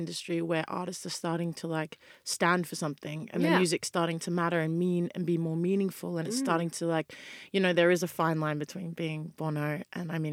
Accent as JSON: {"language": "English", "country": "Australia", "moved": "yes", "lives_now": "United Kingdom", "said": "I'm from Australia"}